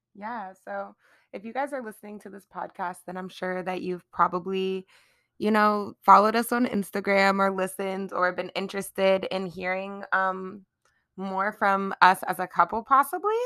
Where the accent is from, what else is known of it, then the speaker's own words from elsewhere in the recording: Charlotte, North Carolina, United States; I am born and raised in Charlotte.